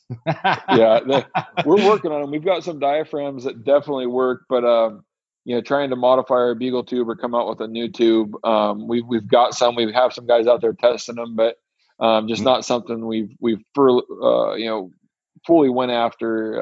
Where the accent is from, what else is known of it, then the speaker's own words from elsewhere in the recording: Western Washington, United States; I'm from Western Washington